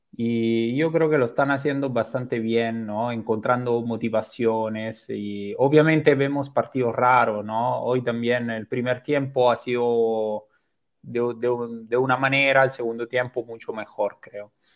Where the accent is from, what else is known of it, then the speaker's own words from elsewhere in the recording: Rome, Lazio, Italy; moved away as an adult; now in Lima, Peru; soy italiano, pero nací en Roma